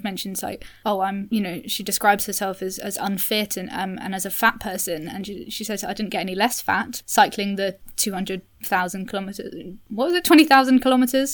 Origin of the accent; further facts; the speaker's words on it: Cambridge, East of England, United Kingdom; now in London, United Kingdom; I grew up in Cambridge